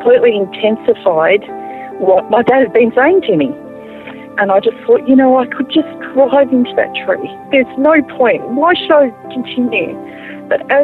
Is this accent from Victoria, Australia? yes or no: yes; Melbourne, Victoria, Australia; also born or lived in Albury, New South Wales; I was born in Albury in New South Wales. My majority of my years were down in Melbourne along the beach